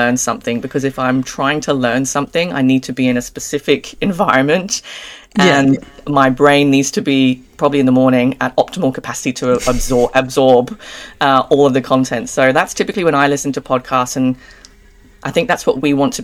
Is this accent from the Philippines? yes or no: no; Jersey; now in Australia; I'm English. I'm originally from a small island called Jersey, and been in Australia again almost 10 years.